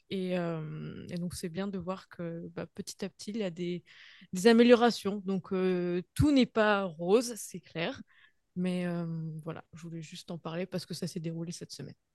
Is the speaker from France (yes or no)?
yes; Normandy, France; now in Halifax, Canada; je suis de Normandie, donc on avait toujours des, du poisson, des crustacés, ce genre de choses.